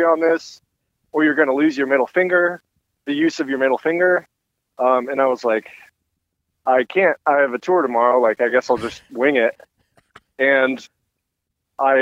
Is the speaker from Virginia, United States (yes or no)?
no; outside Seattle, Washington, United States; moved away; I grew up outside Seattle